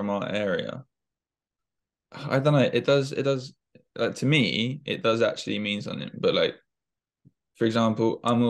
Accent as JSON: {"language": "English", "region": "London", "country": "United Kingdom", "said": "I'm from Fulham"}